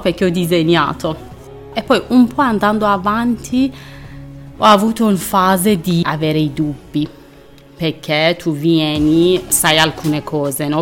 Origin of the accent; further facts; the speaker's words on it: Iran; Italian is a second language; moved away as an adult; also born or lived in Tehran; now in Milan, Italy; io sono una donna iraniana